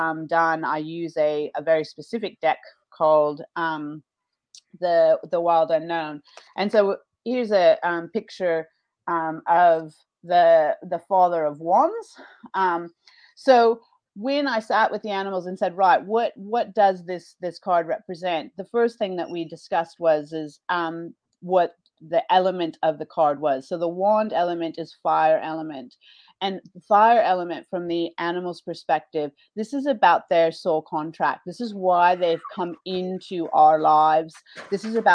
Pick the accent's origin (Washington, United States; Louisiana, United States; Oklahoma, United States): Washington, United States; moved away as an adult; now in Australia; I'm originally from the Pacific Northwest, so Washington State